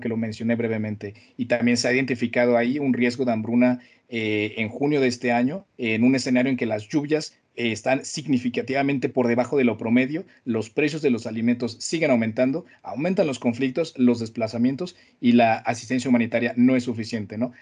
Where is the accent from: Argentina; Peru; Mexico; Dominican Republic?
Mexico; de donde vengo, ¿no? De, la, Latinoamérica